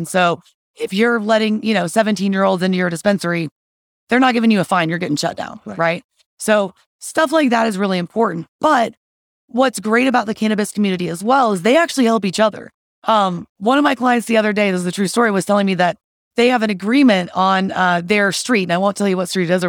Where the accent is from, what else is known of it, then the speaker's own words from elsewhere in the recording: Texas, United States; also born or lived in Colorado; now in Denver, United States; I am from Texas.